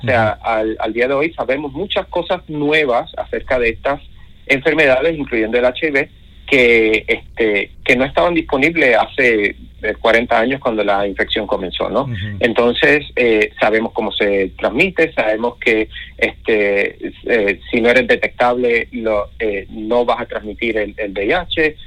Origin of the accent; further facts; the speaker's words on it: Puerto Rico; now in United States; soy puertorriqueño, crecí en las montañas de Puerto Rico